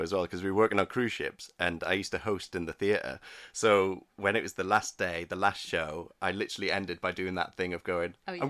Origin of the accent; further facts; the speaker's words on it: Newcastle, North East England, United Kingdom; so I'm from Newcastle